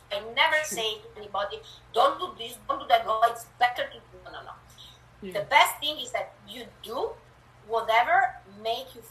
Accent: Italy; English is a second language; moved away as an adult; now in Canada; I was born in Italy and moved to Canada a few years, years ago, so um, yeah, you will hear a bit of an accent. And my English is creative.

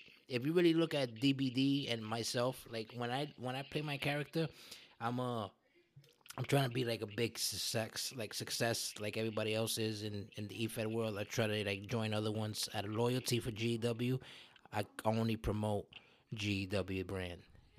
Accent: Brooklyn, New York, United States; I'm a Brooklyn guy. I'm a guy from Brooklyn who grew up fighting like you did

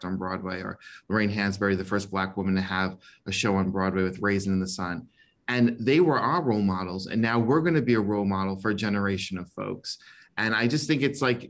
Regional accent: Bahamas; now in Florida, United States; And I came from the Bahamas. I came from very humble beginnings.

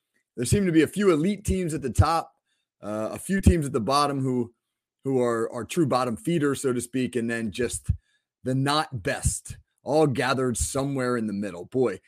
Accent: New Jersey, United States; also born or lived in Corpus Christi, Texas; I was born in Corpus Christi, Texas. And I know for those of you who listen to the show a lot, you know that I'm from New Jersey. I like to pump up the Jersey guys. But yeah, I was born in Texas because my father was in the Navy.

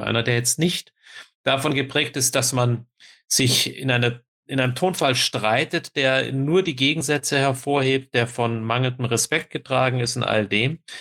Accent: Kulmbach, Bavaria, Germany; in meiner Heimat in Kulmbach

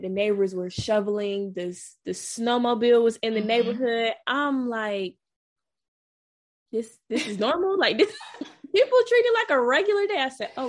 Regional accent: Atlanta, Georgia, United States; moved away as an adult; also born or lived in Tallahassee, Florida; now in Washington, D.C., United States; I'm born and raised in Atlanta

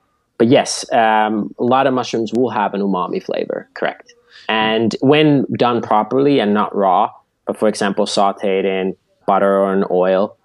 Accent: Finland; moved away; Originally, I grew up in Finland at our family farm.

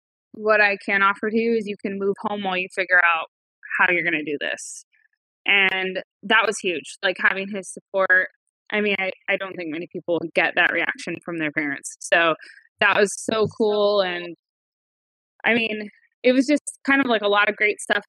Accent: Northern California, United States; I grew up in Northern California with my parents and my four older brothers

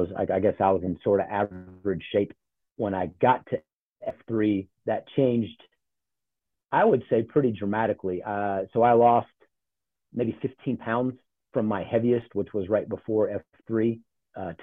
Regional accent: Charlotte, North Carolina, United States; also born or lived in Ohio; I grew up in Charlotte. So I claim the South.

